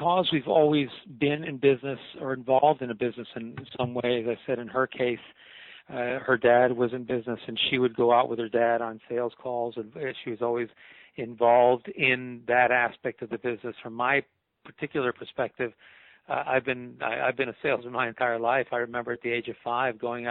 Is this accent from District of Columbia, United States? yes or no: no; Miami, Florida, United States; now in Orlando, United States; I'm from Miami, born and raised.